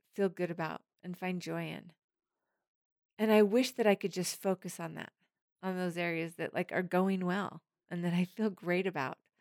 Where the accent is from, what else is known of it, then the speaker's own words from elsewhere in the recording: Harriman, Tennessee, United States; It's in Harriman. This is my hometown. This is my stomping grounds.